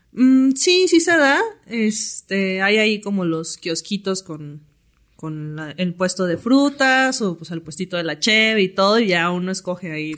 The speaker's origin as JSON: {"language": "Spanish", "town": "Tuxtla Gutiérrez", "region": "Chiapas", "country": "Mexico", "tie": "born or raised there", "moved": "yes", "lives_now": "Mexico City, Mexico", "said": "patinadora de downhill skateboarding, tengo 29 años y soy originaria de Tuxtla Gutiérrez, Chiapas"}